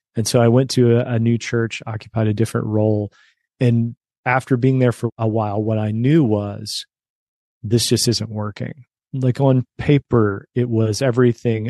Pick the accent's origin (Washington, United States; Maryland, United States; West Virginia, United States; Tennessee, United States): West Virginia, United States; also born or lived in suburbs of Chicago; now in Chicago, United States; I grew up in West Virginia